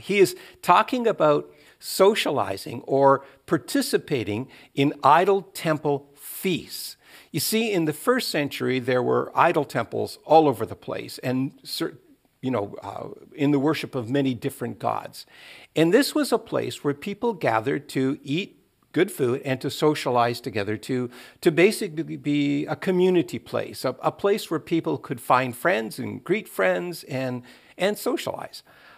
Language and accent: English; Atlantic Canada, Canada; When I was growing up on the East Coast of Canada, it was about whether or not women, Christian women, should wear makeup or dye their hair